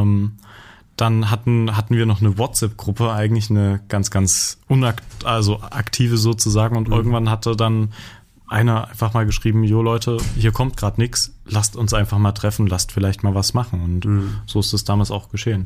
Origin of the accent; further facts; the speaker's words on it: eastern Germany, Germany; bei uns im Osten